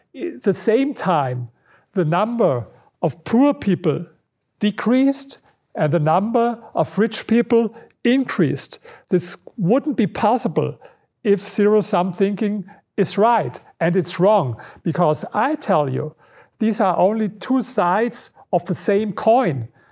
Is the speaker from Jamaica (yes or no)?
no; Berlin, Germany; English is a second language; i come from berlin this is my, my hometown